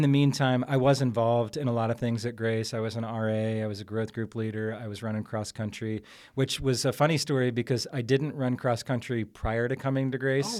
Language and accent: English; Columbus, Ohio, United States; I'm from Columbus, Ohio